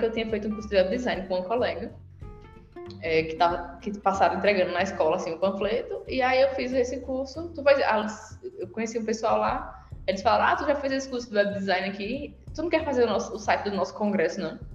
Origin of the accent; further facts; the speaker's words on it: Ceará, Brazil; moved away as an adult; now in Paraíba, Brazil; aqui na Paraíba, eu sou do Ceará